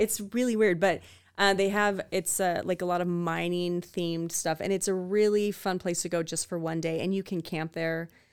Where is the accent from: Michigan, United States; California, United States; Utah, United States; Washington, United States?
Washington, United States; Spokane; now in Idaho, United States; I grew up, born and raised in Spokane and Green Acres, Washington